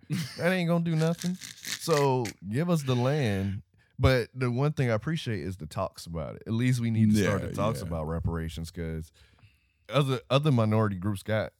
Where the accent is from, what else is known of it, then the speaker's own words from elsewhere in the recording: Florida, United States; I'm from Florida, so I'm used to orange trees.